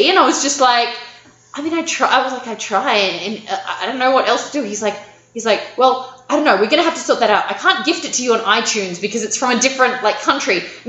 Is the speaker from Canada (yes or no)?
no; Australia; I'm Australian